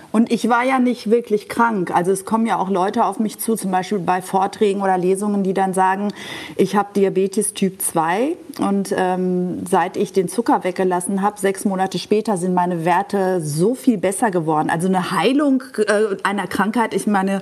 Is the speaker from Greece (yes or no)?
yes; Greece; als Griechin mit einem Holzlöffel im Mund von einem griechischen Olivenbaum. Also wir, wir Griechen kommen essend auf die Welt